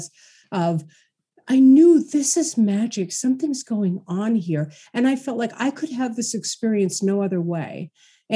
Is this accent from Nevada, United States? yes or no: no; New York City, New York, United States; born or raised there